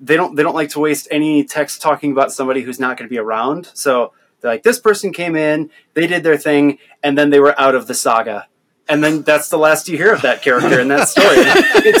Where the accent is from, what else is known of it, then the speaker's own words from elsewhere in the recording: Northwest Iowa, United States; since I grew up in Iowa, in Northwest Iowa, particularly like on a farm